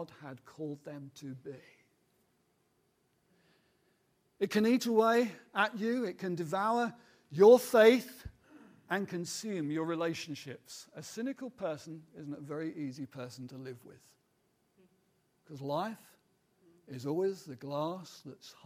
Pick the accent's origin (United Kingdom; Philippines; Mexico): United Kingdom; those of us who are British, we kind of grow up in that kind of world of cynicism